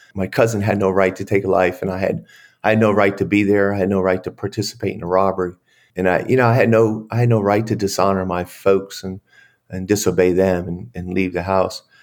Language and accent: English; Pennsylvania, United States; moved away as an adult; now in Dallas, United States; spent time with my sister and family in Pennsylvania, and then I relocated three weeks later in, to here in Dallas, Fort Worth, Texas